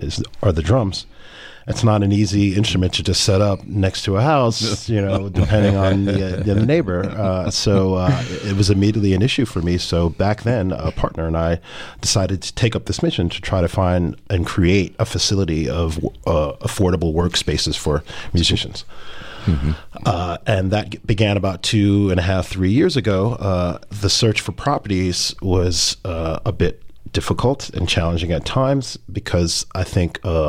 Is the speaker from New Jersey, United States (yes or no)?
yes; Newark, New Jersey, United States; moved away; also born or lived in New York / London; I grew up in Newark, spent most of my life in New York.